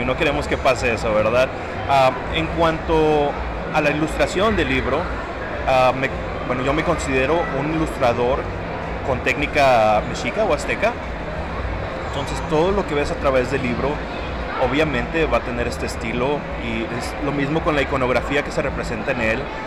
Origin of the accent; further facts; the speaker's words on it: San Antonio, Texas, United States; soy de San Antonio, Texas